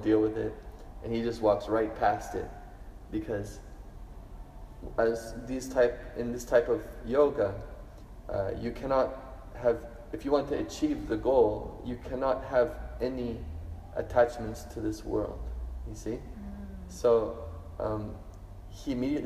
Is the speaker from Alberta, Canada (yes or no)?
no; Toronto, Ontario, Canada; now in Brisbane, Australia; I grew up in Toronto, Canada, where the culture is ice hockey and skiing and stuff